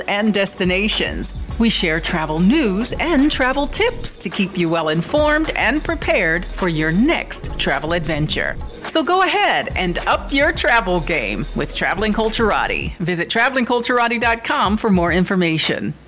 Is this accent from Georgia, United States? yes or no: no; Washington, District of Columbia, United States; moved away; I'm originally from Washington, D.C.